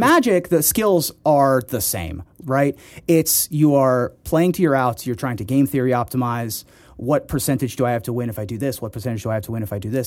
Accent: Ohio, United States; also born or lived in Washington, D.C.; I was born in Washington, D C, and then we moved to Ohio

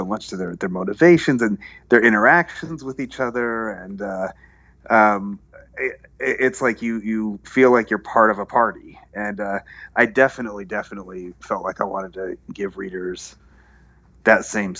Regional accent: United States; being Arab American, growing up in a kind of immigrant community here

